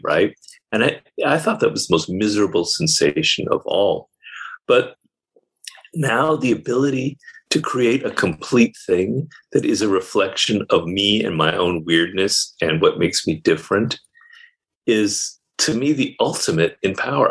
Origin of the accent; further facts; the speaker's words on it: United States; I'm an American